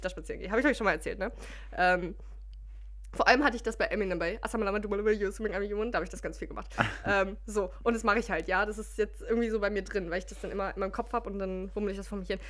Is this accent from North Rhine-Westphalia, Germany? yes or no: yes; Mülheim an der Ruhr, North Rhine-Westphalia, Germany; wir sind aufgewachsen in Müllermann der Ruhr.